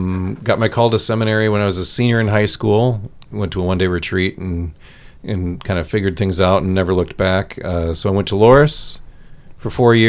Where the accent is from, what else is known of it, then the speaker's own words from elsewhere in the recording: Traer, Iowa, United States; I grew up in Traer, Iowa, which I'm sure that's instantly not recognizable by almost everybody who listens to this, which is a small town, 1,500 people, 25 miles south of Waterloo. All Czech background.